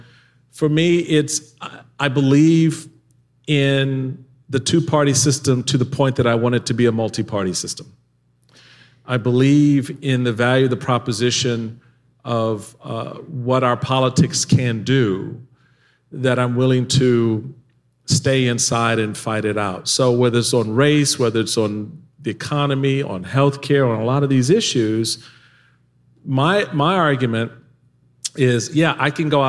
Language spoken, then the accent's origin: English; Washington, District of Columbia, United States; growing up in Washington, D.C.